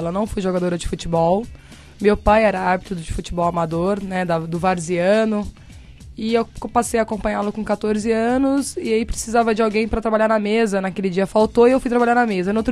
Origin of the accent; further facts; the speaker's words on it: Hortolândia, São Paulo, Brazil; Sou de Hortolândia.